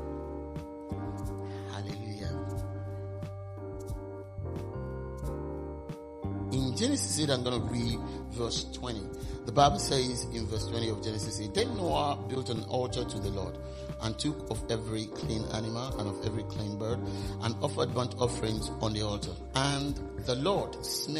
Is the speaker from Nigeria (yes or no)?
yes; Nigeria; moved away as an adult; now in United Kingdom; while I was growing up in Nigeria.